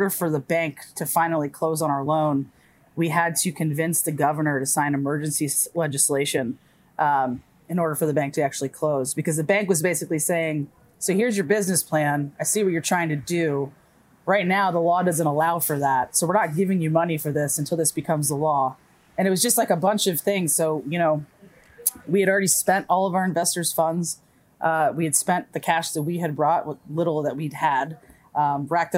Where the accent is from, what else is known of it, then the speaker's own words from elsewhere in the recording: Silver Spring, Maryland, United States; I was born and raised in Silver Spring